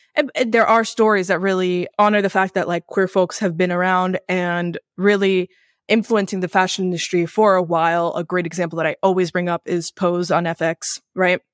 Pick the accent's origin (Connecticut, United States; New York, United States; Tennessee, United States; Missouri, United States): New York, United States; New York City; I grew up in New York City